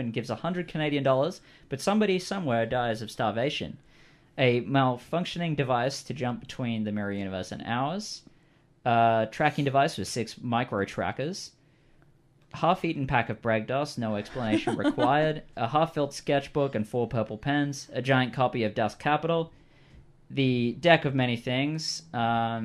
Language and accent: English; Australia; I'm Australian